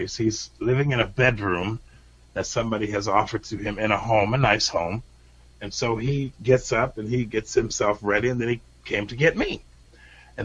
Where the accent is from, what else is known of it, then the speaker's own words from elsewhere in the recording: United States; as an American